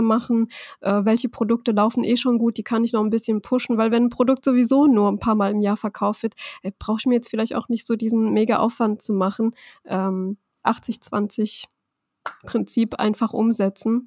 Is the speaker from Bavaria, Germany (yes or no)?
no; Rhineland-Palatinate, Germany; ich bin aus Rheinland-Pfalz und meine Firma mhm. ist in mhm. Hessen